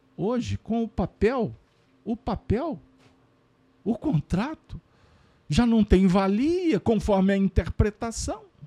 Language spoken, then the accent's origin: Portuguese; Minas Gerais, Brazil; como bons mineiros, que fazemos parte de uma nação brasileira